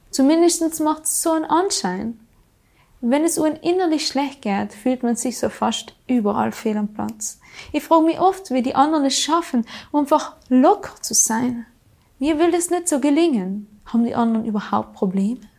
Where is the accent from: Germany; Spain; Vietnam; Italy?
Italy; Trentino-Alto Adige; 315 Tage im Jahr, so oft scheint bei uns in Südtirol durchschnittlich die Sonne.